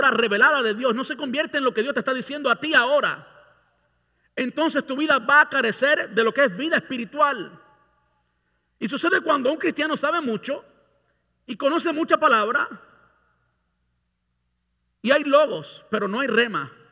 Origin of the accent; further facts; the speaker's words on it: Cuba; now in Tampa, United States; Yo vine de Cuba en el, a finales del 99. Un año después vino mi pastor a Miami y yo fui a Miami. Yo vivía aquí en Tampa todo el tiempo.